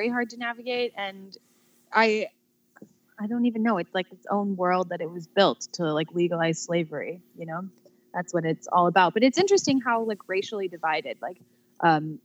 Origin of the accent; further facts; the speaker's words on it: Newport Beach, California, United States; now in Chicago, United States; I grew up in Southern California. Do you know where Balboa Island is? It's like right outside of Newport